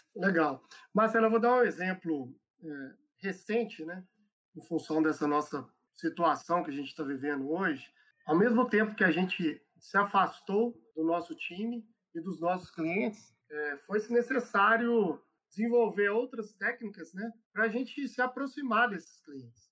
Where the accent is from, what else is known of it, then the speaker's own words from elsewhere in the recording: Belo Horizonte, Minas Gerais, Brazil; moved away as an adult; eu sou aqui de BH, é, já estava morando fora de Belo Horizonte há muito tempo e queria voltar para casa, né? É velho mineiro